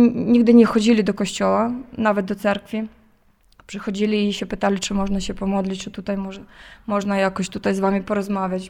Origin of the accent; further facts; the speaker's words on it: Zhytomyr, Zhytomyr Oblast, Ukraine; moved away as an adult; now in Kyiv, Ukraine; ja jestem Ukrainką, pochodzę z Żytomierza, a w, w, danej chwili pracuję, służę w Kijowie